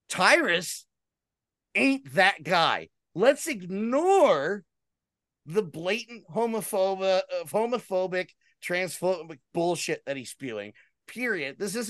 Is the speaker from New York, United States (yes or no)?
no; Chicago, Illinois, United States; We're from Chicago.